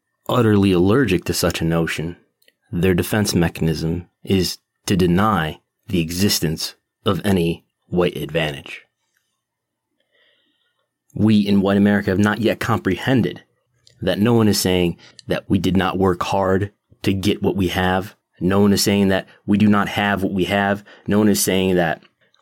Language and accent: English; United States; now in Buffalo, United States; I've lived in the United States my entire life, since 1985